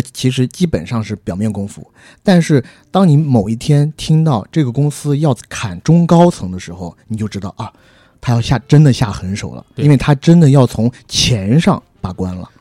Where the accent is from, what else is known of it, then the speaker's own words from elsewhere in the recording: China; 虽然我们都是中国人